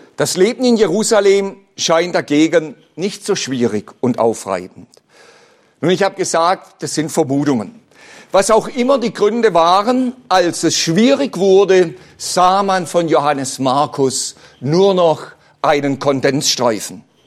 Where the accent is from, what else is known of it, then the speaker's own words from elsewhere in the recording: Bad Liebenzell, Baden-Württemberg, Germany; Ich bin ja selbst auf dem Missionsberg in Bad Liebenzell aufgewachsen.